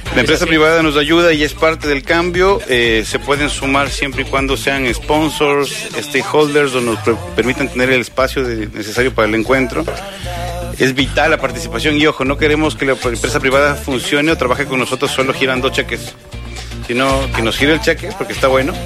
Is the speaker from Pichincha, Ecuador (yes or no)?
yes; Quito, Pichincha, Ecuador; now in Argentina; soy quiteño